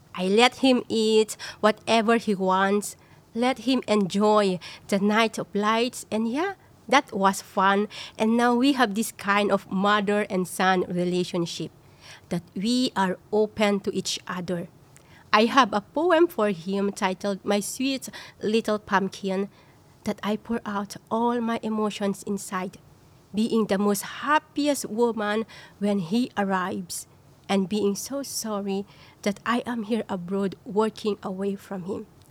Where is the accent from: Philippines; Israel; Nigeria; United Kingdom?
Philippines; moved away as an adult; now in Singapore; I'm from the Philippines and a foreign domestic workers for 10 years here in Singapore